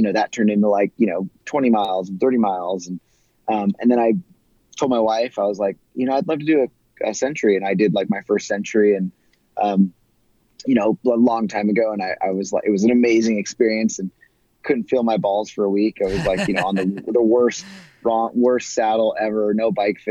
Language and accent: English; California, United States; growing up in California and spending a lot of time in the desert Southwest